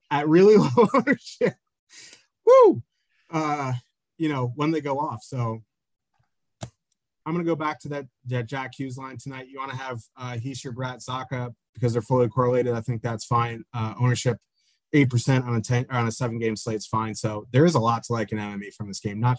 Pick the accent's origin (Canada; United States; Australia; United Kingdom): Canada; I am Canadian, so no comment. I, I, live in New Jersey.